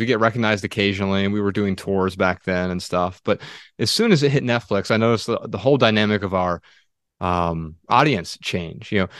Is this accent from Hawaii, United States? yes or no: no; Dayton, Ohio, United States; we're from Dayton, Ohio